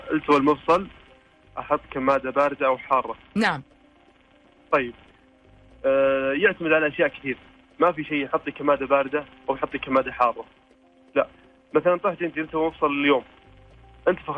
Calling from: Riyadh, Riyadh Province, Saudi Arabia; من الرياض

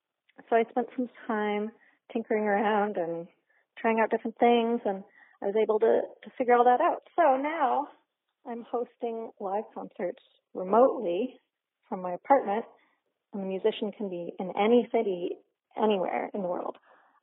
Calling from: Boston, Massachusetts, United States; I'm calling from Boston

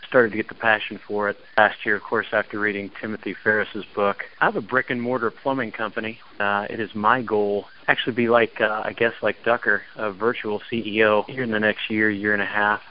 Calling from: Raleigh, North Carolina, United States; I'm calling from Raleigh, North Carolina

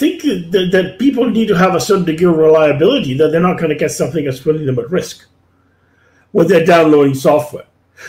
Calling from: Canada; Now, I'm speaking from Canada

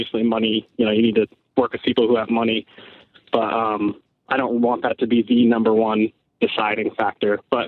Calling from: Connecticut, United States; from Connecticut.

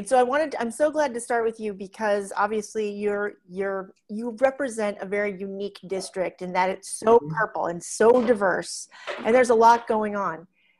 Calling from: Arlington, Virginia, United States; I'm calling from Article One with Molly Hooper's main headquarters here across the river in Arlington, Virginia.

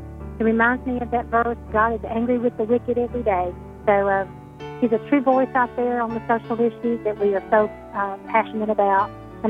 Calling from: Alabama, United States; I'm calling from Alabama.

